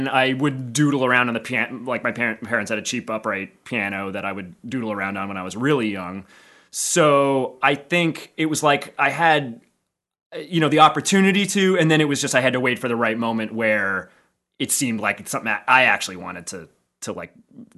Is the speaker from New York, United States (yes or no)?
no; Philadelphia, Pennsylvania, United States; Yeah, Center City, Philly.